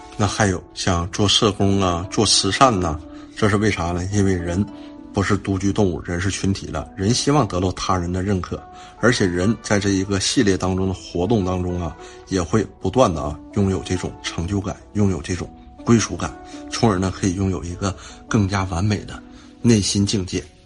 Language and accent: Chinese; China; 我们中国人